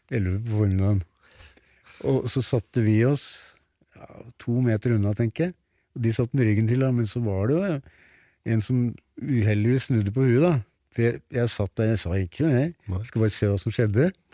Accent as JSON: {"language": "Norwegian", "town": "Tynset", "region": "Innlandet", "country": "Norway", "tie": "born or raised there", "moved": "yes", "said": "Og jeg er født på Tynset"}